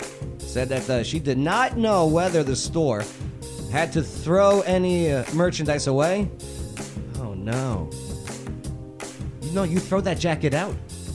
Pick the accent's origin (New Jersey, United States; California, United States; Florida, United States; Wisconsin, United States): New Jersey, United States; also born or lived in New York; now in Nashville, United States; As a guy that lived in New York, you know, from Jersey